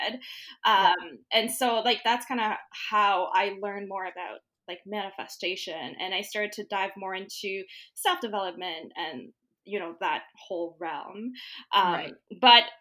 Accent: Mauritius; moved away as an adult; also born or lived in Guelph, Canada; now in Canada; So Mauritius, for those of you who don't know, is a little island east of Madagascar. So that's where I grew up

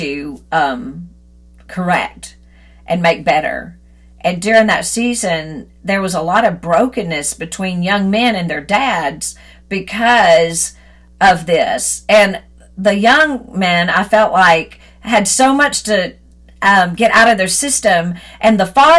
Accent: Deep South, United States; I grew up in the Deep South

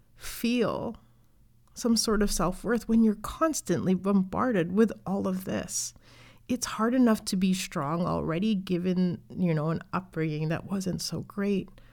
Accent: Canada; I'm from Canada, I was born here

